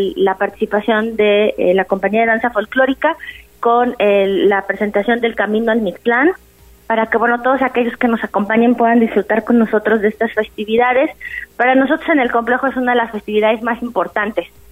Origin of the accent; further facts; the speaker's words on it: Mexico; es una característica de todos nosotros como, como mexicanos